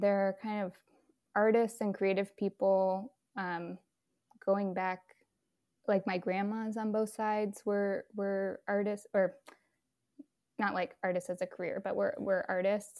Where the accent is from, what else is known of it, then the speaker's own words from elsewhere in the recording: Berkeley, California, United States; moved away as an adult; also born or lived in San Francisco; now in Brooklyn, United States; I grew up in Berkeley in San Francisco